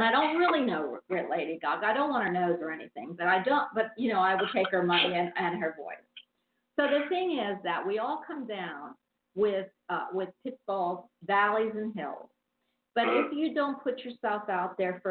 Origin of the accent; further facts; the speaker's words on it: Philadelphia, Pennsylvania, United States; also born or lived in Havertown; I was raised in Philadelphia